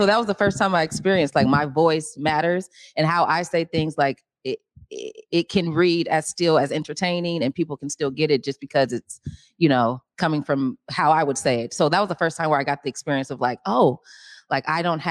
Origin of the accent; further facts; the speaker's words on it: Seattle, Washington, United States; also born or lived in New York; I get work here in Seattle, Washington, it's usually through the casting director here because I've built relationships with them here, my hometown